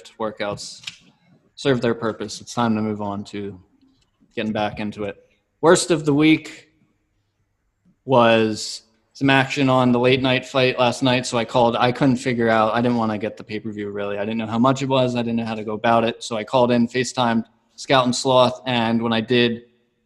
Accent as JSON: {"language": "English", "region": "East Coast", "country": "United States", "tie": "born or raised there", "said": "we grew up on the East Coast"}